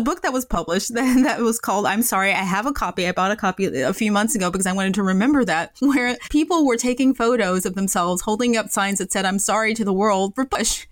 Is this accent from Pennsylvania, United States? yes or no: no; Memphis, Tennessee, United States; moved away; I grew up in Memphis, Tennessee